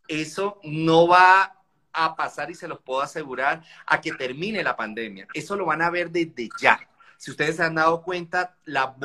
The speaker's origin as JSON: {"language": "Spanish", "country": "Colombia", "said": "yo de nacionalidad soy colombiano y yo me acuerdo que yo en Colombia viví toda la época del narcotráfico, viví toda la época de..."}